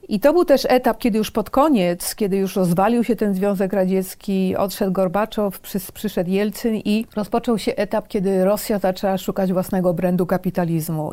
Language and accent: Polish; Poland; moved away as an adult; also born or lived in London / Washington / Moscow; wyjechałam z Polski w połowie lat 80.